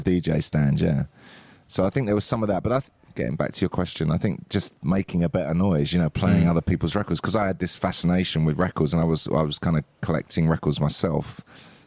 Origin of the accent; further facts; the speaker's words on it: Hartley, South East England, United Kingdom; also born or lived in Dartford / Gravesend; I grew up in Kent and I was in a village actually called Hartley